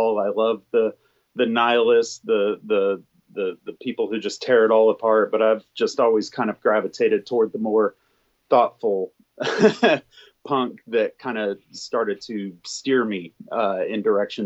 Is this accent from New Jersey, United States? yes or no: no; small town Alabama, United States; small town Alabama, there was really nothing else to do. We're 90 miles from the Florida beach.